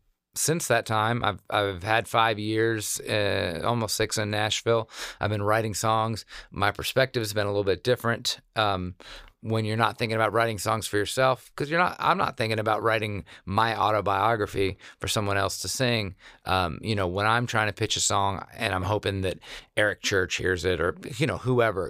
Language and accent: English; South Korea; But also growing up in Korea, especially, that was like elementary school for me.